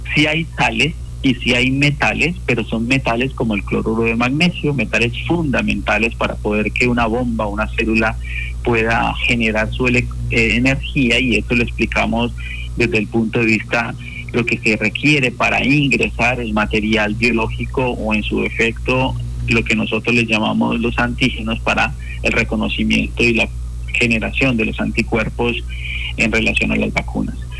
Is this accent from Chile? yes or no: no; Colombia; fui uno de los eh, que participó como 340 colombianos primeros vacunados